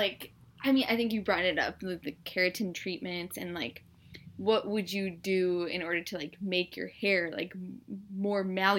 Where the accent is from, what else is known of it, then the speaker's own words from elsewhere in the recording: United States; as Indian Americans